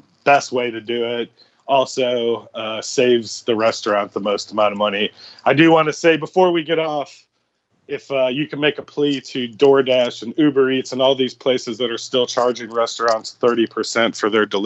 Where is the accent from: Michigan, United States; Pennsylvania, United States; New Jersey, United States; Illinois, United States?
Illinois, United States; Chicago; now in Houston, United States; Chicago was my home